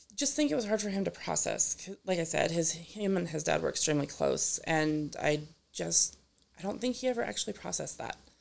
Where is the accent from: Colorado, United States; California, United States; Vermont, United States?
Colorado, United States; Gilcrest; I grew up in Gilchrist, so just down the street from here, really